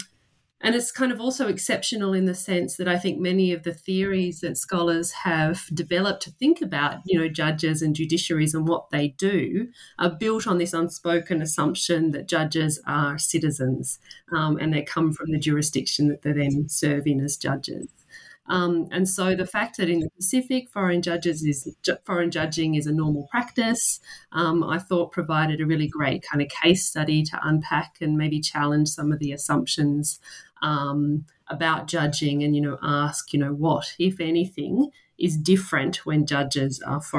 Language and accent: English; Australia; So I am a legal scholar. I'm from Australia.